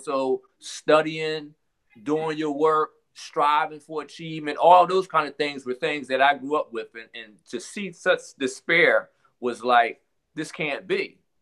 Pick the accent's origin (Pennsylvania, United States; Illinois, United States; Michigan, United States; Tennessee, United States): Pennsylvania, United States; Philadelphia; I'm from Philadelphia, Pennsylvania